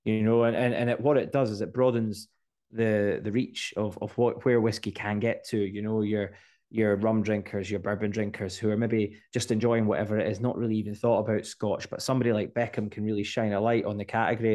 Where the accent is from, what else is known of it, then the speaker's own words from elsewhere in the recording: Scotland, United Kingdom; as Scottish people